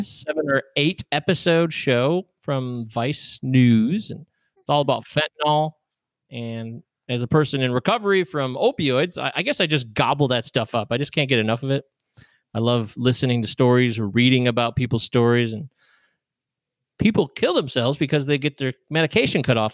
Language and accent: English; United States; I'm an American